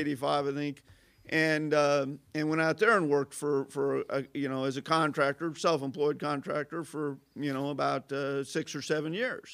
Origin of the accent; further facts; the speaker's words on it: Carbondale, Illinois, United States; I grew up in the Arbor District before anybody called it the Arbor District